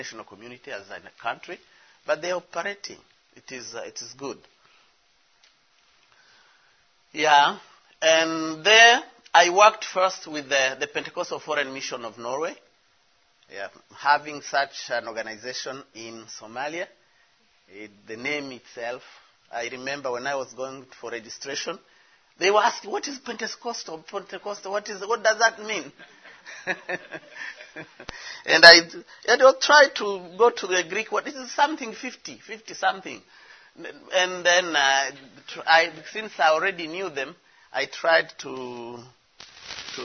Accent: DR Congo; I'm from the Congo, DRC

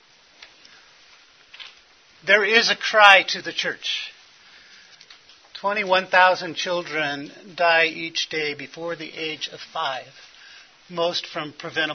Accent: Los Angeles, California, United States; I was born in Hollywood Presbyterian Hospital.

